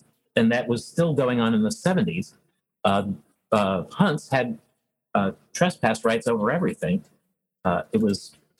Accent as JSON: {"language": "English", "country": "Canada", "tie": "born or raised there", "said": "I was raised in Canada in the 60s, which was very English. So I have an English background."}